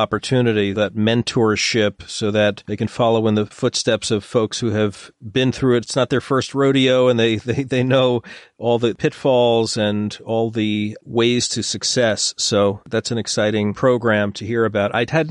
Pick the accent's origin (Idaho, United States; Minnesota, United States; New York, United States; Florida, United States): New York, United States; I grew up in New York as a kid